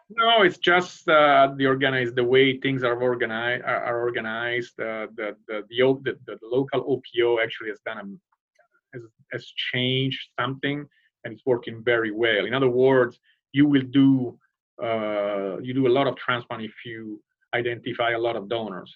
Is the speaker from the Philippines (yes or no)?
no; Rome, Lazio, Italy; moved away as an adult; now in United States; I hail from the from Rome